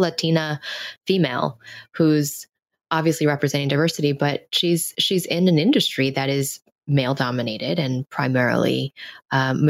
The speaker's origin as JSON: {"language": "English", "town": "New York City", "region": "New York", "country": "United States", "tie": "born or raised there", "said": "a Chinese American girl born and raised in New York"}